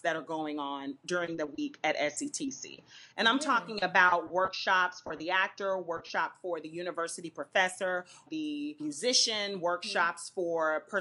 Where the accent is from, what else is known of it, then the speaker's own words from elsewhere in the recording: Florida, United States; I'm from Florida